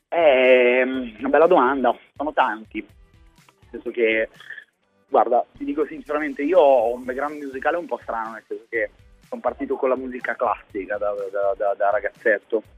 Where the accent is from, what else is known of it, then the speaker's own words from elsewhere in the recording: Milan, Lombardy, Italy; also born or lived in Palermo; sono di Milano, anche se in realtà sono nato a Palermo, però sono milanese adottato da tutta la vita fondamentalmente